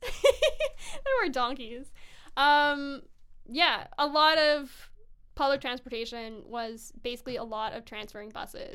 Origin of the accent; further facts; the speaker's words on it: Kelowna, British Columbia, Canada; now in Vancouver, Canada; I grew up in Kelowna, BC